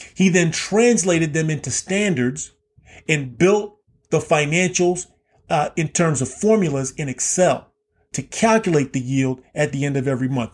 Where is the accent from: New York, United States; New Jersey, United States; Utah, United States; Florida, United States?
Florida, United States; Key West; Growing up in Key West, Florida, I lived right kind of on the border of the remnants of formal segregation